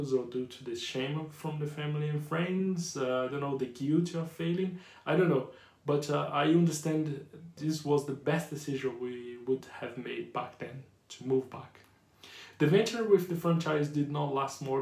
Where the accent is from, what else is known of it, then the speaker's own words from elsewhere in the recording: Brazil; accent: Brazilian / Yorkshire; English is a second language; moved away as an adult; also born or lived in Yorkshire; now in United Kingdom; English is not my first language. Even though I can speak English fluent with a strong Brazilian / Yorkshire accent